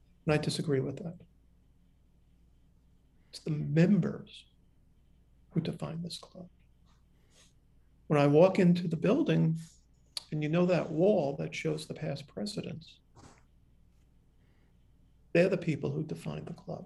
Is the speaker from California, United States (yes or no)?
no; New York City, New York, United States; I'm a New Yorker